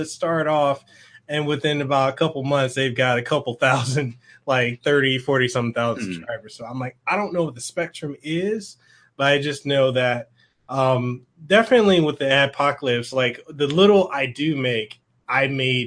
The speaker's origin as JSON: {"language": "English", "town": "Honolulu", "region": "Hawaii", "country": "United States", "said": "I'm from Honolulu"}